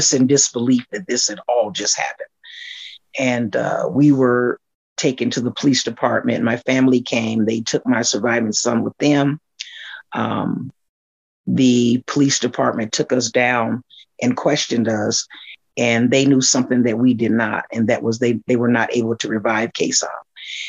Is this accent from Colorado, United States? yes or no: yes; Aurora, Colorado, United States; I grew up in Aurora, lived in Aurora. When I was an adult, I still remained in Aurora, Colorado